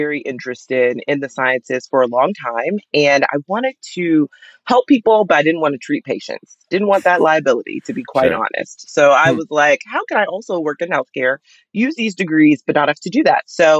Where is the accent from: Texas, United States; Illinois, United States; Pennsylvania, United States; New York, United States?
Texas, United States; I'm a Texan, so that Cholula, I can leave.